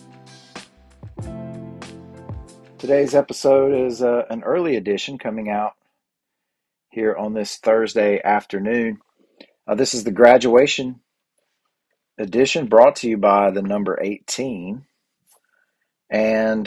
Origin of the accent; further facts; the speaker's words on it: the Bible Belt, United States; I grew up in the Bible Belt kind of fundamentalist culture